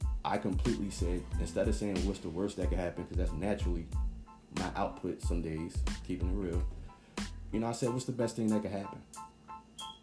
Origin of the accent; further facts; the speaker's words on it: New Jersey, United States; now in Atlanta, United States; I'm originally from Jersey. Born and raised